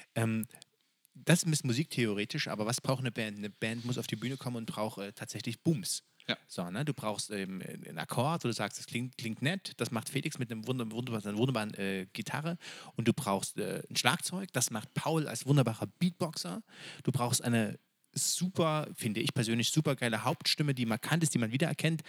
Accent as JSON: {"language": "German", "town": "Freiberg", "region": "Saxony", "country": "Germany", "tie": "born or raised there", "said": "wir kommen aus Freiberg. Und Freiberg ist unsere Stadt des Herzens. Wir sind da zur Schule gegangen."}